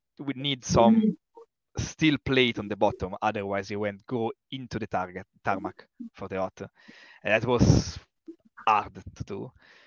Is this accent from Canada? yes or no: no; northern Italy, Italy; now in Oxford, United Kingdom; I'm coming from Northern Italy